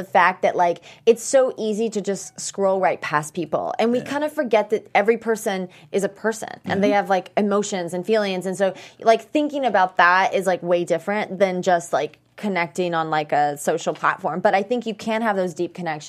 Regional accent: the South, United States; we're both from the South

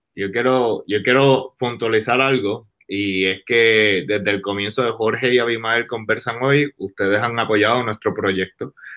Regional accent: Puerto Rico; moved away; me he identificado más como puertorriqueño

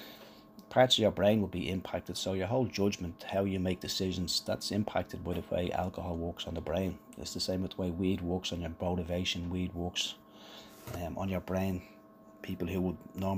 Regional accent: Ireland; we're Irish

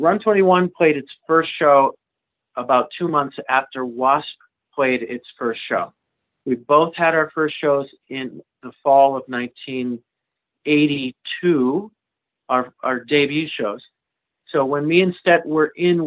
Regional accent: Manchester, Connecticut, United States; moved away as an adult; also born or lived in California / Europe; I grew up in Manchester, right, around Hartford

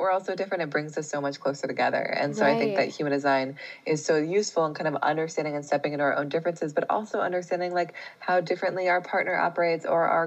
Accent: Seattle, Washington, United States; moved away; I grew up in Seattle.

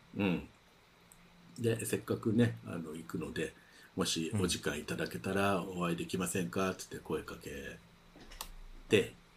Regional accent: Tokyo, Japan; moved away; 出身地というか、まあ、あの住んでた東京で住んでた町がすごい近いので

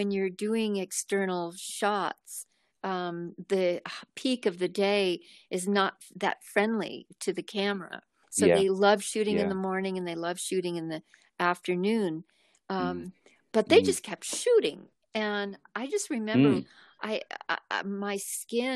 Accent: Los Angeles, California, United States; I was raised two miles away from the ocean in Mar Vista

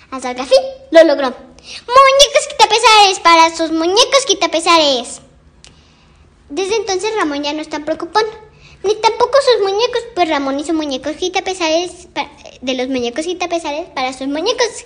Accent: Mexico; Voy en segundo grado. Voy en la escuela Aníbal Ponce. Soy mexicana.

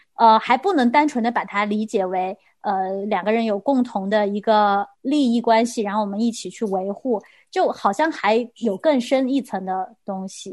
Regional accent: China; 我们中国人好像这个概念对我们来说非常地，非常地难，也非常地难做到

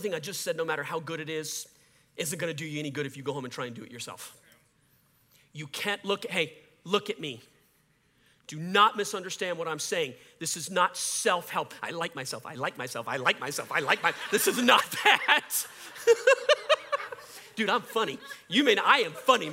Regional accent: Cajun, Louisiana, United States; I'm a Cajun

